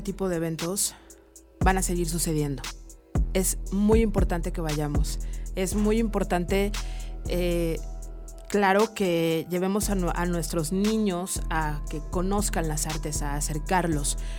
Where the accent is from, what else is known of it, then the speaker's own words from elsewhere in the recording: Mexico; como buena mexicana